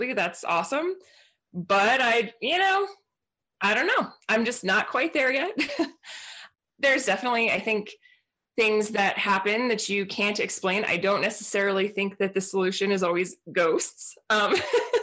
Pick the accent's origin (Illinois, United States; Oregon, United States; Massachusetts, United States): Oregon, United States; Portland; moved away; also born or lived in New Mexico; I grew up in Portland, Oregon